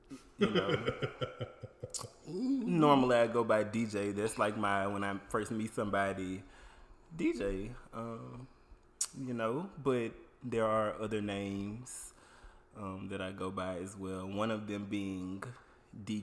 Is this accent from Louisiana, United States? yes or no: yes; Baton Rouge, Louisiana, United States; I'm from Baton Rouge, Louisiana, born and raised. I am 102% 225